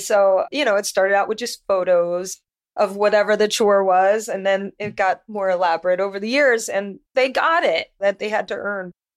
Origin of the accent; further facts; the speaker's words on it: Louisiana, United States; moved away as an adult; I'm from Louisiana, and I was modeling there, New Orleans, all